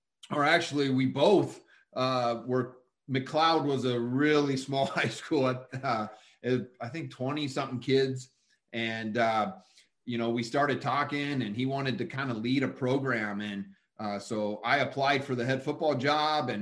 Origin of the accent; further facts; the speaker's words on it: Fallbrook, California, United States; also born or lived in Huntington Beach / Tustin; I was born and raised down in Southern California. We lived in Huntington Beach at the time, moved inland a little bit to Tustin. And then when I was about 8 or 9, we moved down to the North County of San Diego